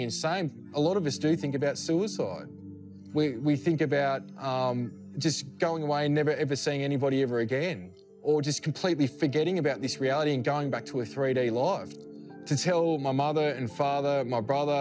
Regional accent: Australia; I'm from Australia

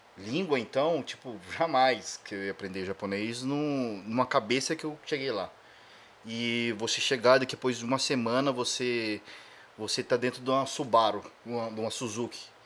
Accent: Brazil; moved away as an adult; also born or lived in Japan; sou do Brasil

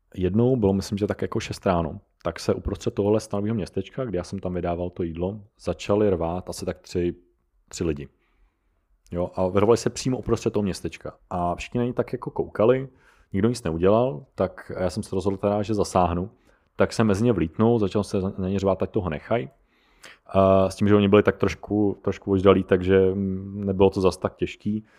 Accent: Czechia

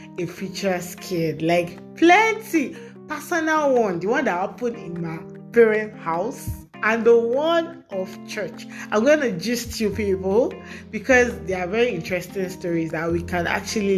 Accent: Nigeria; I'm a Nigerian girl with sense

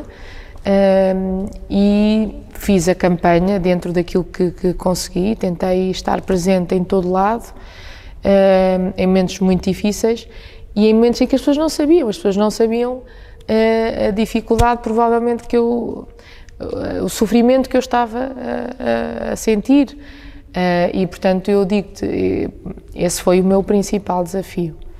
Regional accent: Centro, Portugal; also born or lived in Coimbra; foi verdadeiramente a cidade onde eu nasci, depois vim viver para Agda eh, com os meus pais

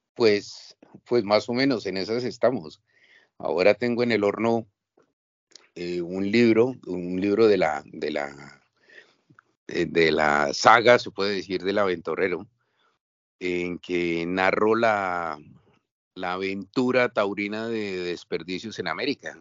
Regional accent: Bogotá, Colombia; moved away as an adult; now in Barcelona, Spain; yo soy de Colombia, yo soy de Bogotá, vine hace 20 años a Barcelona

